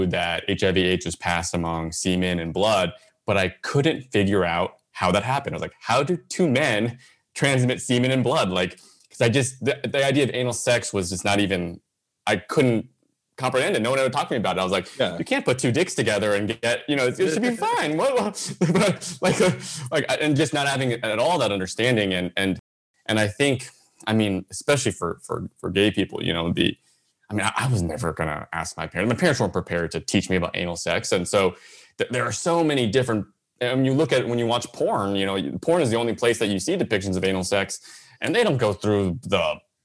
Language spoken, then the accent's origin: English; San Jose, California, United States; I grew up in the South Bay, San Jose area